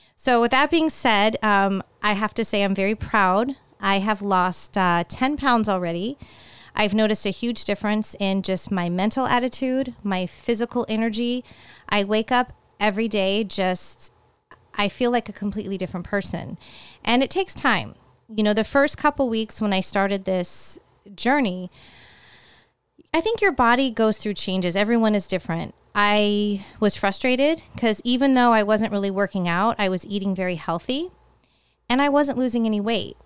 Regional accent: California, United States; now in Florida, United States; growing up in California, the weather really took a change in, in October

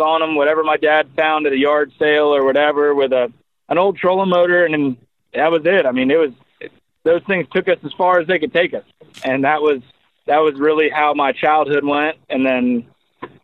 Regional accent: Crystal River, Florida, United States; we grew up here in Crystal River.

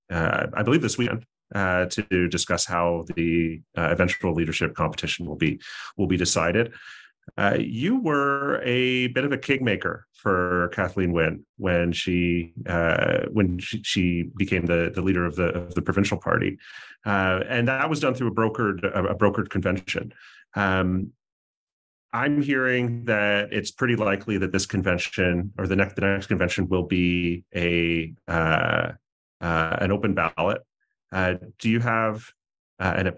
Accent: Mississauga, Ontario, Canada; As a as an Ontarian, I'm also a Mississaugan. I grew up in Mississauga, Streetsville.

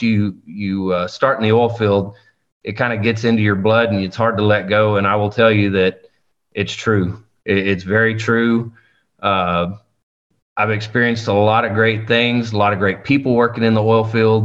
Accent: South Texas, United States; I was born and raised here in South Texas in the heart of the oil field

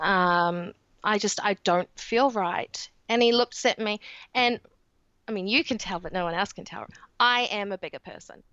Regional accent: New Zealand; accent: New Zealand; in New Zealand, as you can tell with my accent

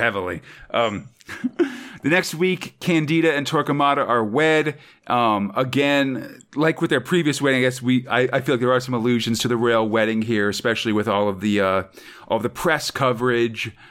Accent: United States; As an American

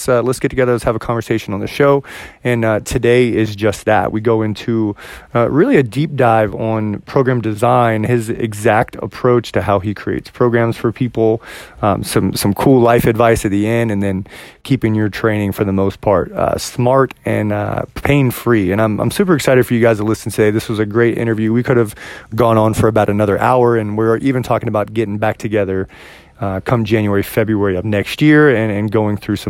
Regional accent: Virginia, United States; moved away as an adult; now in Washington, United States; I'm actually from Virginia

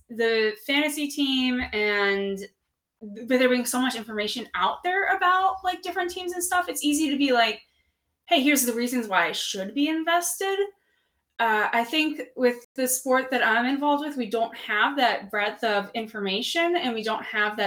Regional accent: Peoria, Illinois, United States; moved away; I'm from Peoria, Illinois, so it was always, like, Cubs versus Cardinals there

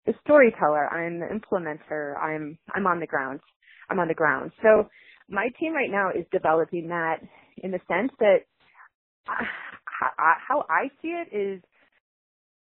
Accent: Chicago, Illinois, United States; moved away; I'm originally from Chicago, and we're really sarcastic. And if someone doesn't like what you're doing, they will tell you right then and there to your face. And that's how I was raised

